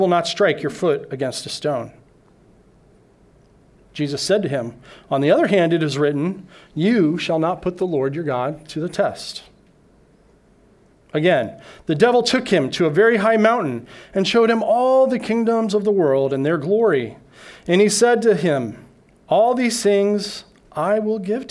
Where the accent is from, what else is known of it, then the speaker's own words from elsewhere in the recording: Denver, Colorado, United States; moved away as an adult; now in Okinawa, Japan; I flew back to my hometown of Denver, Colorado